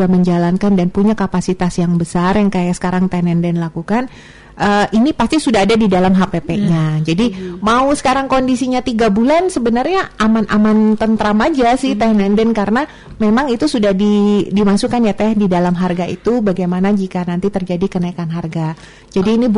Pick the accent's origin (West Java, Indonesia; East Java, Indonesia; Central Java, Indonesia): West Java, Indonesia; saya orang Sunda, tapi saya suka banget sama rendang.